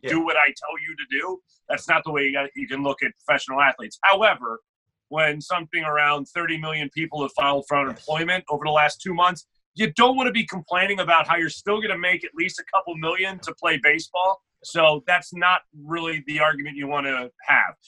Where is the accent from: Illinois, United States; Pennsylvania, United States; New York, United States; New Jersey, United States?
Pennsylvania, United States; Philadelphia; I grew up here in Philadelphia